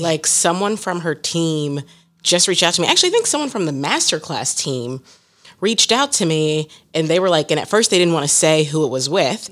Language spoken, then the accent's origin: English; Columbus, Ohio, United States; now in Philadelphia, United States; My hometown is Columbus, Ohio, and now I live in Philadelphia.